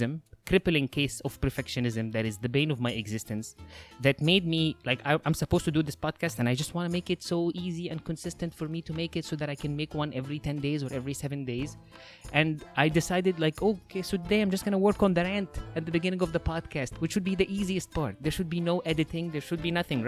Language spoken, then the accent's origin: English; Egypt; now in Los Angeles, United States; If you notice that there's an accent, that's because I'm from Egypt. I'm currently living in LA.